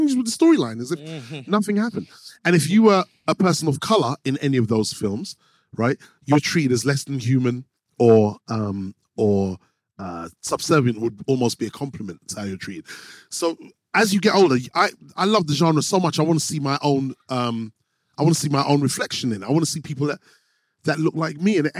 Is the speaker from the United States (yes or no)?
no; London, United Kingdom; I come from Harrow Road, like Mozart State. So I remember I was on Kilburn Lane